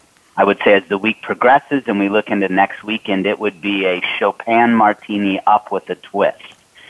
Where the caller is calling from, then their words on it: Granite Bay, California, United States; So I am calling out of Granite Bay, California, beautiful place to live just outside of Sacramento.